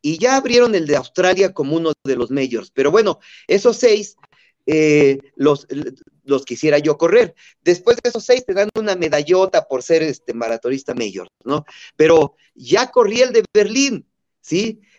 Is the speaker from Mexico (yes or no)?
yes; Chapantongo, Hidalgo, Mexico; moved away; mi pueblito natal de Chapatongo